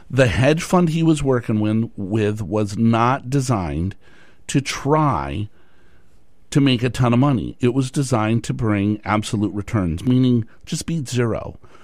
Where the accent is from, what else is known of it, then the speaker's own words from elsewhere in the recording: Tucson, Arizona, United States; moved away; I grew up in Tucson, Arizona, and then I moved up here